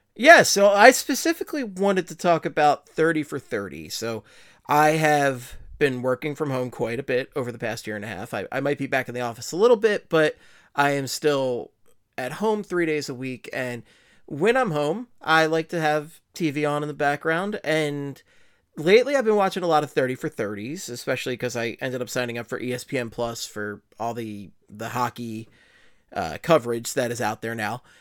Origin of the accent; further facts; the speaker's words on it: Philadelphia, Pennsylvania, United States; accent: Philly; my Philly accent